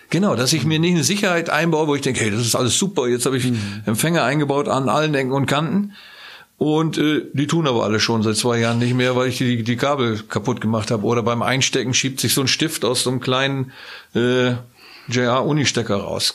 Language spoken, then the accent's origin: German; Northern Germany, Germany; moved away; in meinem norddeutschen Verein, wo ich herkomme